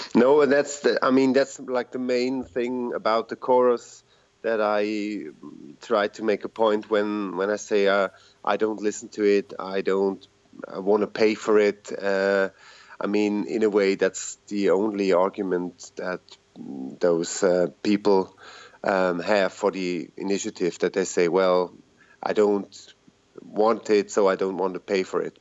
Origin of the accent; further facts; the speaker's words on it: Zurich, Switzerland; I'm from Switzerland, uh, Zurich